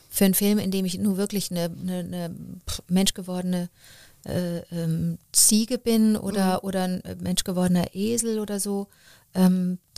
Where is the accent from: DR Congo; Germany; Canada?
Canada; Montreal, Quebec; born there; Ich bin in Montreal geboren und da waren Deutsch, äh, da waren Englisch und Französisch die Sprachen und meine Eltern sind aber Deutsch.